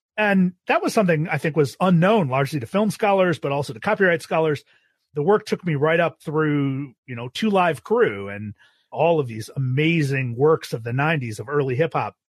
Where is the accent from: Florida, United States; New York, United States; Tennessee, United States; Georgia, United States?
New York, United States; Buffalo; moved away as an adult; also born or lived in Austin, Texas; I grew up in Buffalo, New York